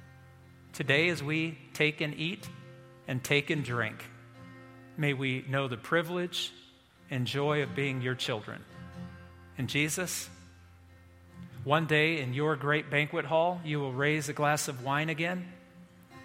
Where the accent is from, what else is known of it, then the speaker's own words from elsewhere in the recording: Indiana, United States; moved away; I grew up in Indiana